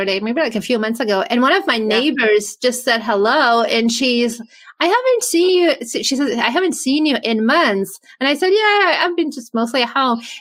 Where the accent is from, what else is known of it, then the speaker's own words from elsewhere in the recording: Hungary; also born or lived in California; now in Florida, United States; I'm from Hungary originally